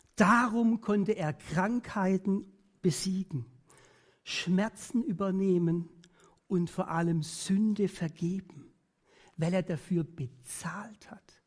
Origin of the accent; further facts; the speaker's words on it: Germany; Bei uns in Deutschland